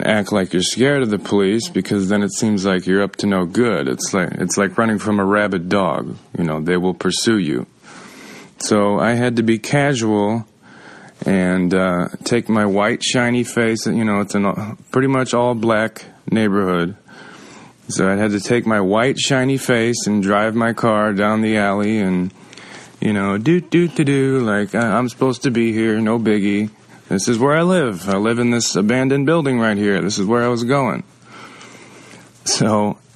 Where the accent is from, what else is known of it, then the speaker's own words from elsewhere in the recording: St. Louis, Missouri, United States; I am from St. Louis